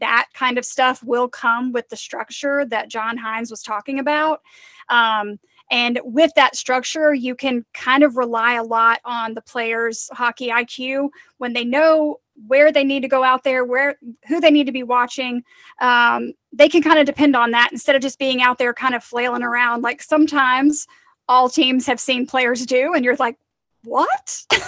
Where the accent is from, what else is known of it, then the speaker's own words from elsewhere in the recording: Mississippi, United States; Growing up in Mississippi, I didn't say it like that, but I do now.